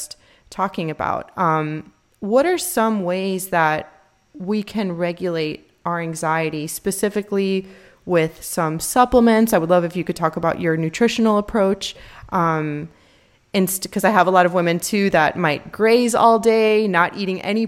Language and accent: English; Miami, Florida, United States; We're from Miami